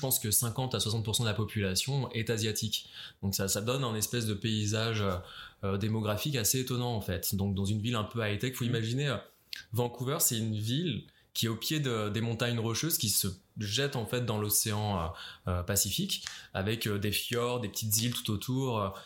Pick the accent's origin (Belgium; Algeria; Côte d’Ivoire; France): France; moved away as an adult; also born or lived in Paris; now in Montreal, Canada; au Québec en tant que Français